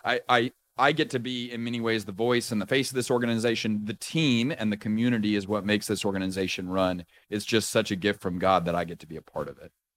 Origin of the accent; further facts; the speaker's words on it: Houston, Texas, United States; also born or lived in Austin, Texas; Was raised, uh, in Houston, went to school in Austin, Texas